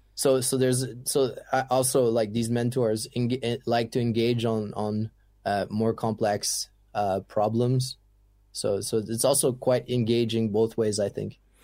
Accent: Canada; English is a second language; also born or lived in Ottawa; being French Canadian

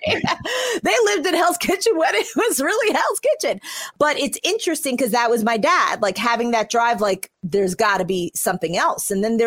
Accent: New York City, New York, United States; born there; I was born in New York City and in the Bronx

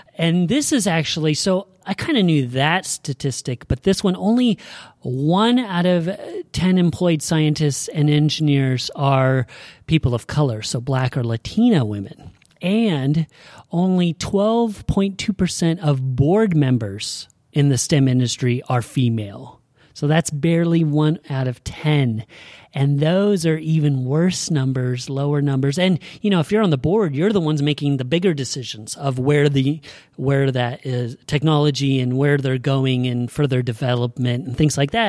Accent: Oregon, United States; we're from Oregon

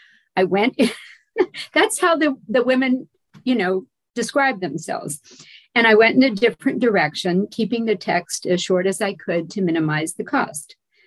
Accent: Louisiana, United States; remember, I'm from Louisiana, and I was the daughter of a military officer.

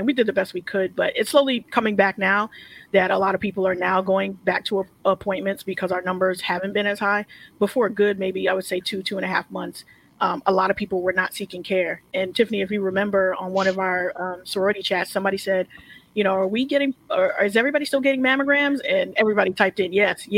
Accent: New York, United States; also born or lived in New Orleans; I'm from New York and I speak fast

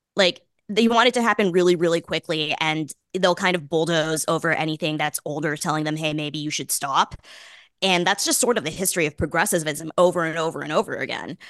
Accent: Boston, Massachusetts, United States; I grew up in Boston.

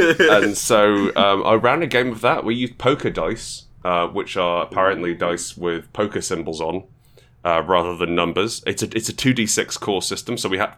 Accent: Portugal; I grew up in Portugal. I grew up in... {S1} Okay. {S2} I grew up in, it was a very English... predominantly English-speaking community I was

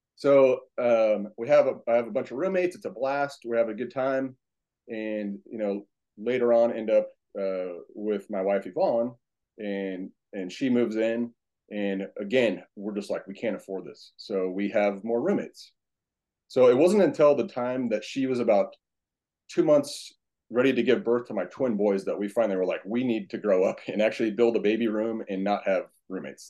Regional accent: Huntington Beach, California, United States; born and raised in Huntington Beach, California.

